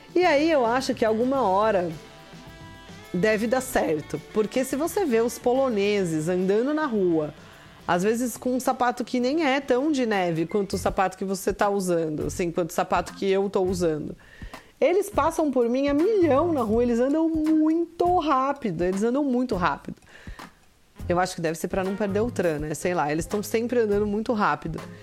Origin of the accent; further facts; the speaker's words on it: Brazil; moved away; como somos brasileiros